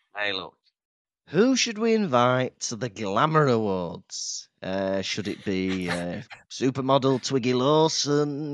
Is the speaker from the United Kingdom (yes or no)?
yes; Llandudno, Wales, United Kingdom; I grew up in Llandudno